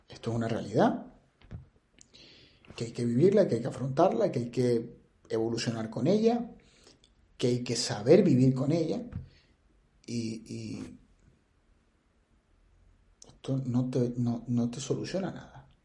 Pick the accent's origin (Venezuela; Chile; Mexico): Venezuela; moved away as an adult; now in Spain; ese sello de, de ser venezolano, en donde quiera que estés, o en donde quiera que estén. Y eso me hace sentir muy, muy, muy orgulloso de donde vengo.